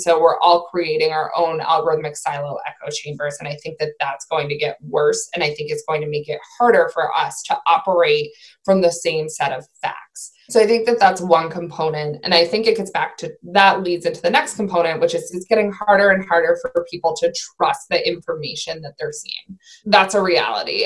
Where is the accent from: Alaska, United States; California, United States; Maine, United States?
Maine, United States; I'm from Maine